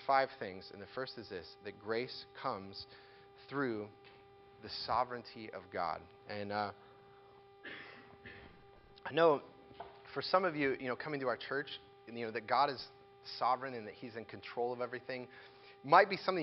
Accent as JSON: {"language": "English", "country": "United States"}